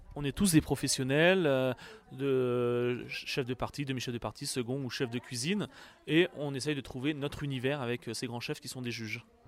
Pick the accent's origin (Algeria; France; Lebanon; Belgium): France; Poitou-Charentes, Nouvelle-Aquitaine; moved away as an adult; also born or lived in England / Canada / United Arab Emirates / Egypt; now in Paris, France; je suis originaire du Poitou-Charentes